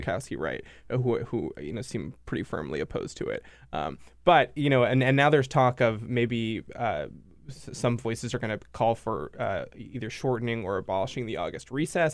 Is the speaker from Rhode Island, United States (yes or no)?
yes; Rhode Island, United States; I grew up in Rhode Island